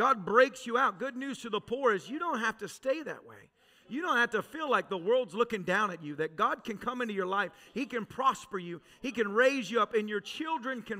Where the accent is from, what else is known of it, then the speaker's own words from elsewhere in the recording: Tennessee, United States; moved away; I was raised in Tennessee.